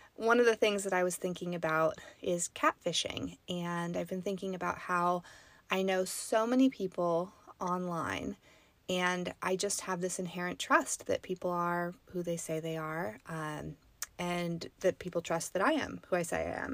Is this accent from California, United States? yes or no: yes; the Sierra, California, United States; I grew up in the Sierra. I grew up, um, near some pretty famous mining towns